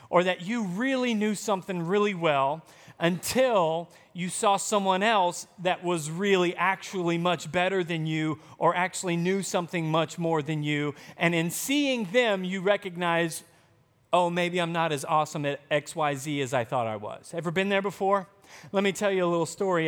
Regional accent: Arkansas, United States; moved away; also born or lived in Texas; growing up in Arkansas, I used to play volleyball

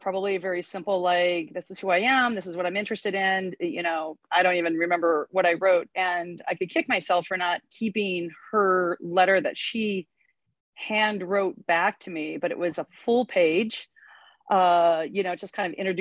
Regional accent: Iowa, United States; moved away as an adult; also born or lived in Stanford, California; I'm from Iowa originally.

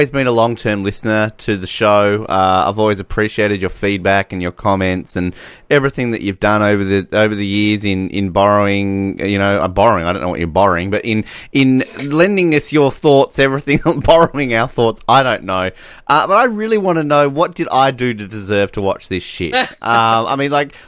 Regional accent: Australia; we're Australian

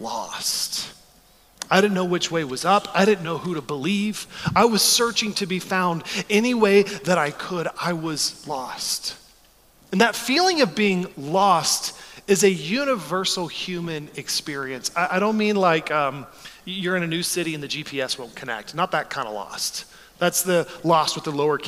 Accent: Texas, United States; moved away as an adult; now in Chicago, United States; I grew up in Texas

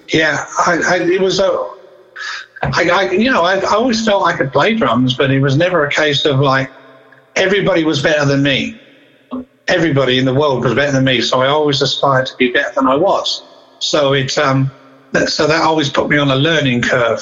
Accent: Southend-on-Sea, East of England, United Kingdom; a place called Essex in England, which is uh, a place called Southend on Sea in Essex

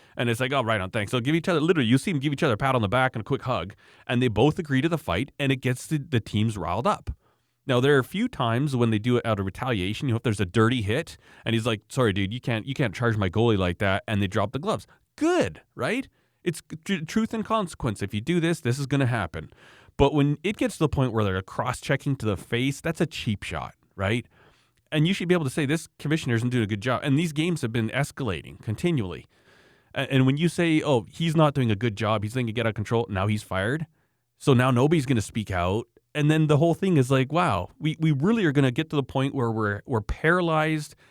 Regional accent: Canada

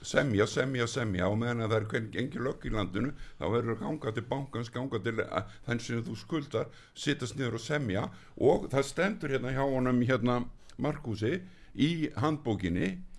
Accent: Iceland; við erum 340-50 Íslendingar

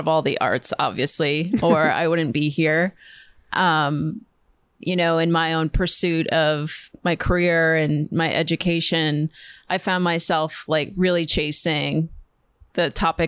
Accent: Upper Peninsula of Michigan, United States; also born or lived in Milwaukee; now in New York, United States; I'm from Upper Michigan

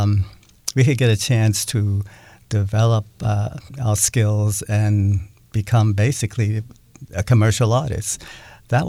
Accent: New York City, New York, United States; moved away as an adult; now in Seattle, United States; I grew up in Brooklyn, New York

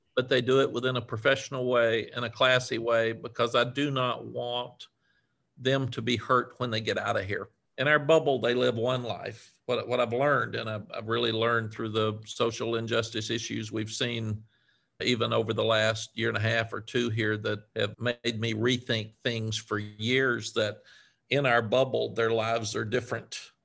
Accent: Cookeville, Tennessee, United States; moved away; I was raised in a small town in, in Tennessee, Cookville, Tennessee.

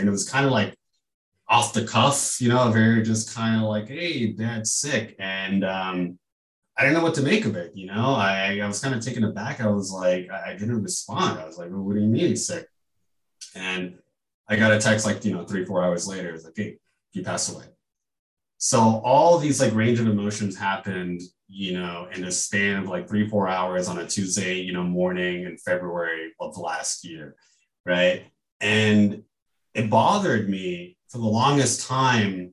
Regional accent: Houston, Texas, United States; also born or lived in California; now in Chicago, United States; we moved from California when I was about 7 or 8 to Houston. And I grew up in Houston

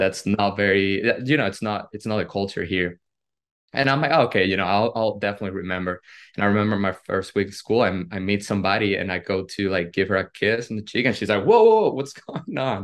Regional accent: Venezuela; moved away as an adult; now in United States; today marks 11 years uh, since the day I moved from Venezuela to the United States

